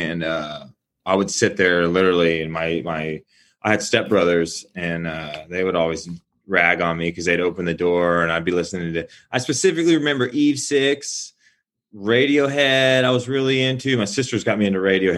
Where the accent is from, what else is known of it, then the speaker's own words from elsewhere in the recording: Canyon, Texas, United States; moved away as an adult; also born or lived in Austin, Texas / Dallas, Texas / Los Angeles, California; I'm from Canyon, a small town outside of Amarillo.